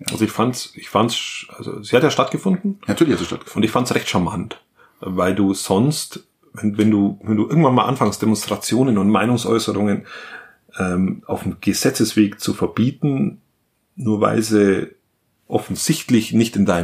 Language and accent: German; Germany; Es gibt ja auch Menschen bei uns in Deutschland